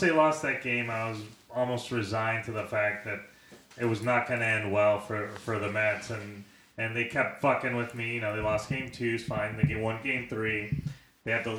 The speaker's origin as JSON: {"language": "English", "country": "Puerto Rico", "tie": "born or raised there", "moved": "yes", "said": "I grew up in Puerto Rico"}